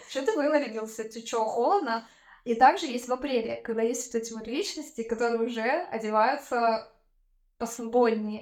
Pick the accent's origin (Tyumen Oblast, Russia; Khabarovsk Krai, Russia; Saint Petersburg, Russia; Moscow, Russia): Tyumen Oblast, Russia; Tyumen; moved away; Я из Тюмени.